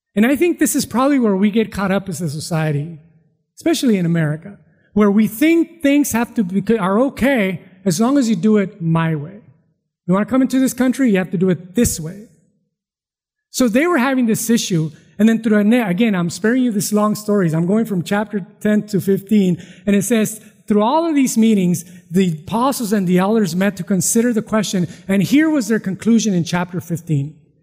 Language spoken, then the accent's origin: English; Mexico; now in California, United States; I was born in Mexico.